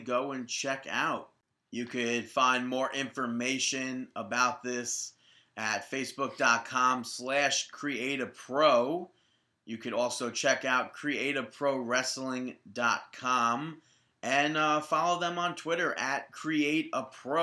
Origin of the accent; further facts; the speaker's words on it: New York, United States; we're from New York